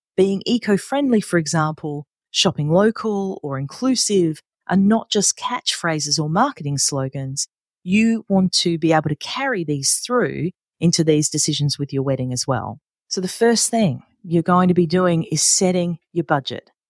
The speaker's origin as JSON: {"language": "English", "town": "Adelaide", "region": "South Australia", "country": "Australia", "tie": "born or raised there", "said": "here in my hometown of Adelaide, South Australia"}